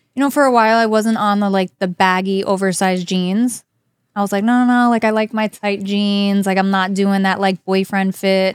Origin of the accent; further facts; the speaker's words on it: New Jersey, United States; also born or lived in Broward County, Florida; now in South Florida, United States; I'm from New Jersey.